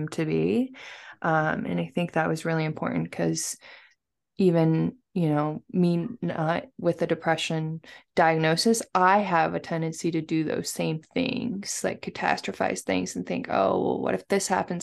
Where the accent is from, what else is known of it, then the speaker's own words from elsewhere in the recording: West Coast, United States; I'm from the West Coast